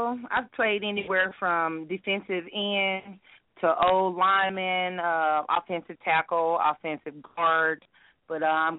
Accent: Dallas, Texas, United States; now in Irving, United States; I'm from Dallas, Texas, currently in Irving, Texas

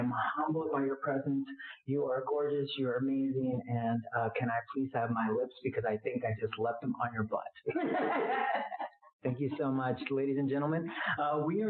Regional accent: Texas, United States; I was growing up in Texas

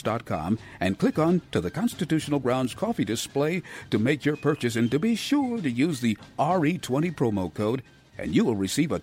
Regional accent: Cleveland, Ohio, United States; growing up in Cleveland, one of the highlights of the Christmas season was the annual trek to the Lowe's Theater

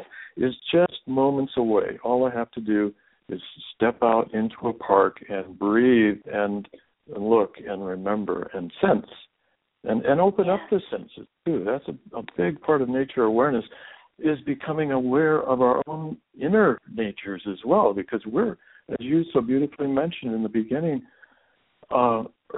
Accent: Seattle, Washington, United States; my boyhood years in growing up in Seattle, Washington

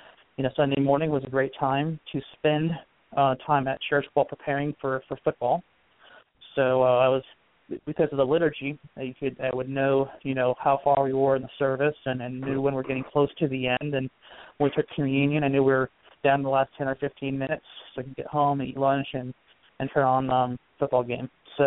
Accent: Northeast, United States; And so we grew up in the Northeast

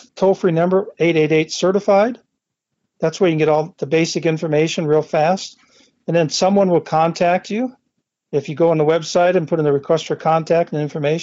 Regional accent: Midwest, United States; moved away as an adult; also born or lived in Carson Valley, Nevada; now in Minden, United States; I grew up in the Midwest

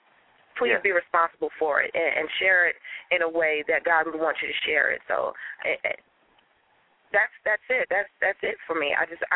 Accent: New York City, New York, United States; I grew up in Staten Island with …

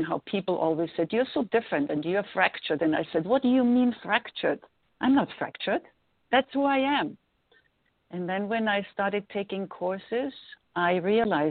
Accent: Vienna, Austria; English is a second language; moved away as an adult; also born or lived in New York; now in Los Angeles, United States; I was growing up in Vienna

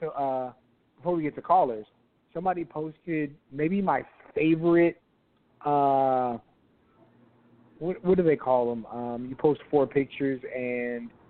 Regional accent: Texas, United States; I'm from Texas

